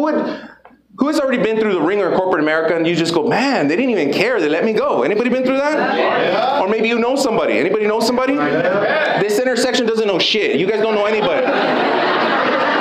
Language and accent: English; United States; I grew up in Lincoln Heights